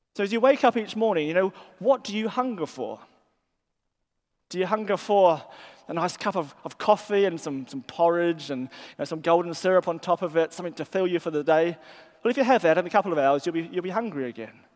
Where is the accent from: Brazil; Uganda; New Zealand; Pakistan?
New Zealand; moved away as an adult; now in England; they hear my accent and they, they sort of ask me where I'm from. And I'll say, well, I'm from New Zealand. And that sort of explains my accent.